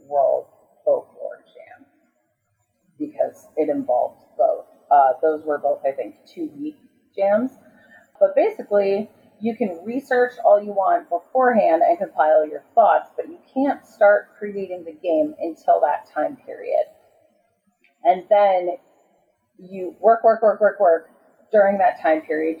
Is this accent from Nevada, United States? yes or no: no; Chicago, Illinois, United States; I grew up in Chicago